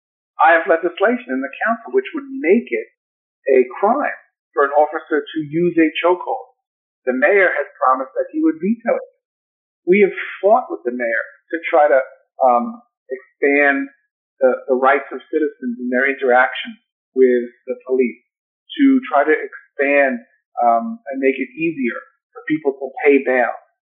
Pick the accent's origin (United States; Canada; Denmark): United States; New York; So the defending and protecting immigrants is personal to me as a New Yorker in my own life, but also as a public official.